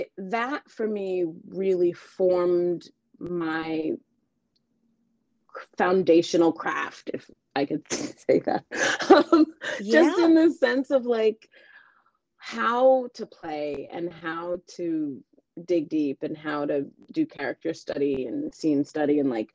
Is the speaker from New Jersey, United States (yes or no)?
no; New York City, New York, United States; So to give you some of that backstory, I am from New York City.